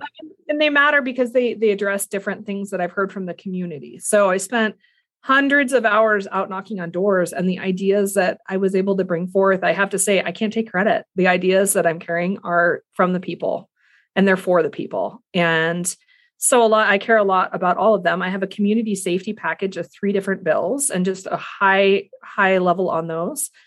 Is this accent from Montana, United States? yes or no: yes; the Flathead, Montana, United States; I grew up here in the Flathead